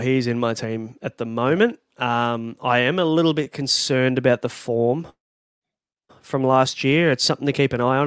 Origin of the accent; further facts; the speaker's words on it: Sydney, New South Wales, Australia; I'm from Western Sydney